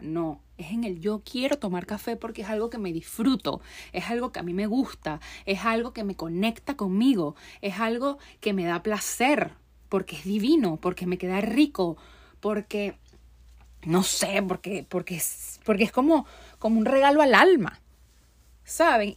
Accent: Venezuela; moved away as an adult; also born or lived in Barquisimeto, Venezuela; now in United States; yo lo dejé todo en mi país. O sea, yo soy yo dejé todo en Venezuela, o sea, salí de Venezuela

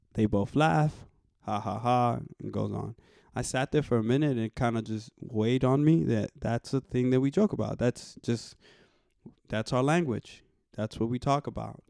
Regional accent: New York City, New York, United States; I was raised in the Bronx

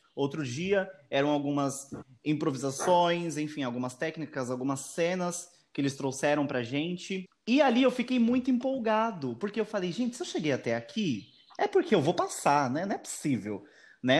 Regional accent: Diadema, São Paulo, Brazil; moved away as an adult; now in Mongaguá, Brazil; eu moro em Mongaguá, porém eu nasci em Diadema, São Paulo. Eu moro aqui no litoral há mais ou menos uns 4, 5 anos.

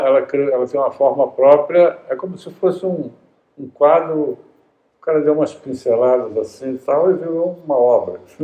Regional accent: Brazil; Eu sou brasileiro

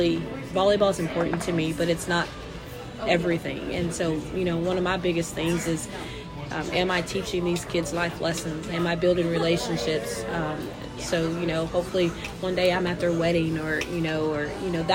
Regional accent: Loveland, United States; moved away; growing up in Loveland, all we knew was basketball.

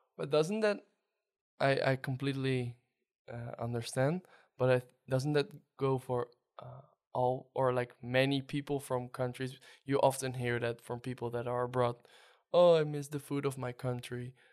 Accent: Netherlands; your host from the Netherlands.

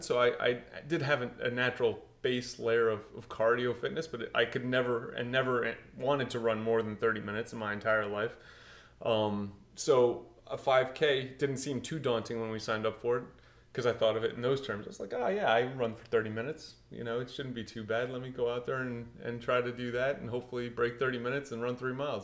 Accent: Portugal; I grew up in Portugal, played a ton of soccer

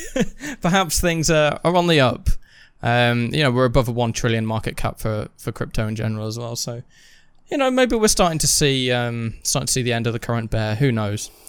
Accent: United Kingdom; we are British

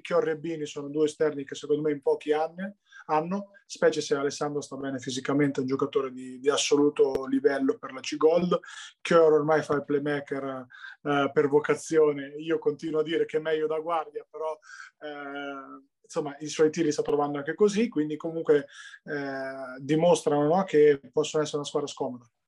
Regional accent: Ancona, Marche, Italy; da anconetano come me

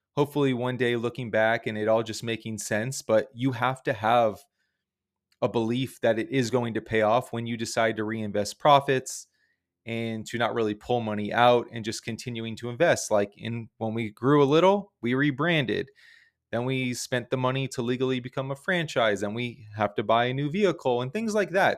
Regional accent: South Florida, United States; we're from South Florida

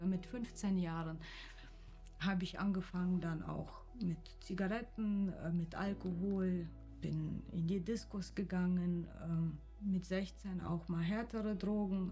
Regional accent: Kyrgyzstan; now in Wiesbaden, Germany; Ich komme aus Kirgisien ursprünglich

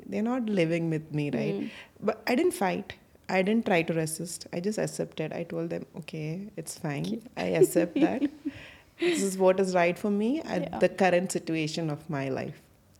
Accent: Bahrain; I grew up in Bahrain for most of my schooling time.

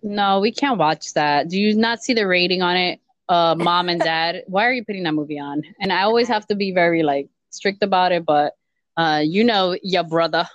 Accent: New York, United States; I'm a New Yorker, I was born and raised in New York

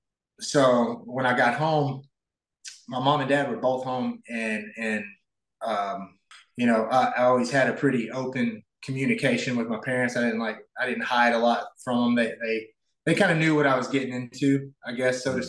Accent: Northeast Arkansas, United States; moved away as an adult; I grew up in a really small town in Arkansas, Northeast Arkansas

